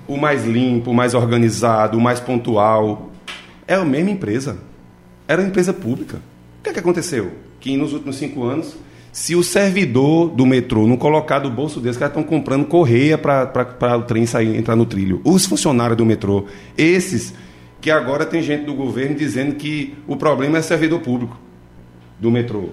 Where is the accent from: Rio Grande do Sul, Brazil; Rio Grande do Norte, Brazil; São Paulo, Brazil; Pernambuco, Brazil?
Pernambuco, Brazil; Salgueiro; Eu nasci no sertão de Pernambuco, na cidade de Salgueiro